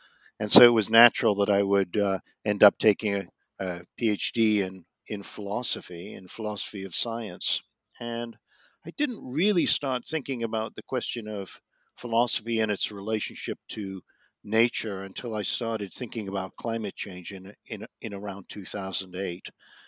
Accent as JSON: {"language": "English", "region": "London", "country": "United Kingdom", "tie": "born or raised there", "said": "I grew up in London, the child of Jewish refugees from Vienna who fled in 1938. I was born in 1948, and I summered in the Lake District in the 1950s"}